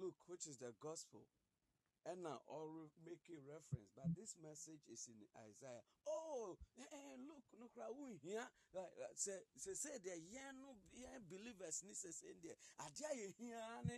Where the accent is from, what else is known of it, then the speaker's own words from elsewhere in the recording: Ghana; I'm a Ghanaian.